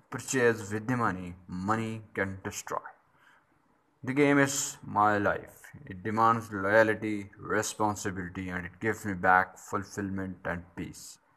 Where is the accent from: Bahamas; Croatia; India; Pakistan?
Pakistan; also born or lived in Islamabad; I'm from Pakistan and uh, I used to live in Islamabad.